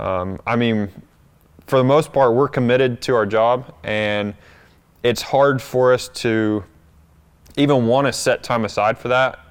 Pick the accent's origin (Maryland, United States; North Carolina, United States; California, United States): North Carolina, United States; moved away as an adult; that's where I grew up, but I've, I've been away from there now